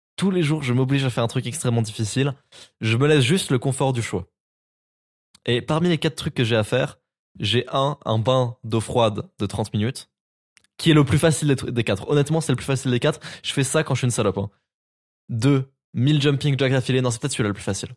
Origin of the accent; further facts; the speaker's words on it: Nancy, Grand Est, France; chez moi à Nancy